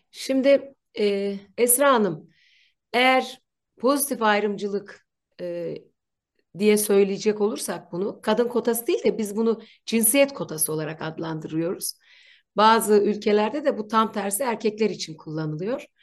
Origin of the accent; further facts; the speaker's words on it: Ankara, Turkey; Gölbaşı'nda yaşıyorum ve sağlam bir Ankaralıyım.